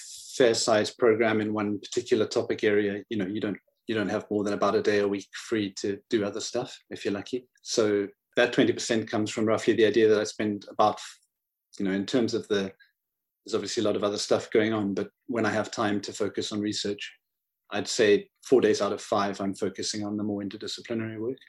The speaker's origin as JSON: {"language": "English", "country": "Zimbabwe", "tie": "born or raised there", "said": "growing up in Zimbabwe, of course, it's a wonderful place with the outdoors"}